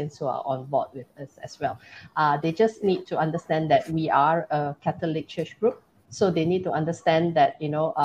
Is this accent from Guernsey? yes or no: no; Malaysia; we are Malaysian.